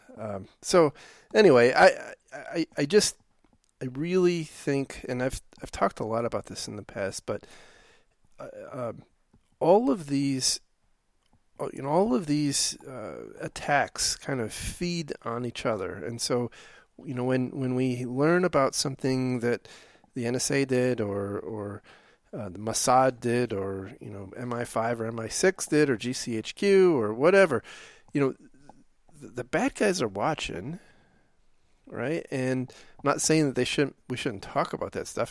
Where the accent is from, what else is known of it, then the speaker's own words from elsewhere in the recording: Detroit, Michigan, United States; we grew up in Detroit